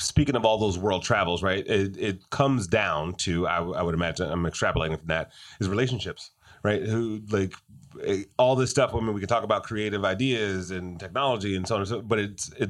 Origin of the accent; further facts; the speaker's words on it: Detroit, Michigan, United States; Since my hometown, by the way.